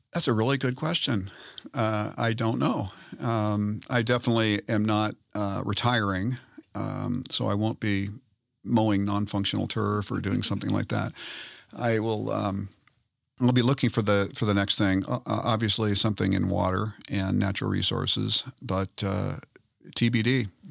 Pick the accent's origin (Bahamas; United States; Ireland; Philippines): United States; Southern California; moved away as an adult; also born or lived in Colorado; now in Denver, United States; I grew up in Southern California